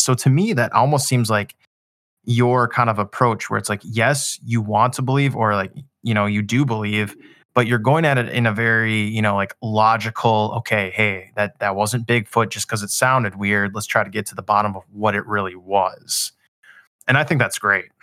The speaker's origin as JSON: {"language": "English", "region": "Minnesota", "country": "United States", "tie": "born or raised there", "said": "I grew up in Minnesota"}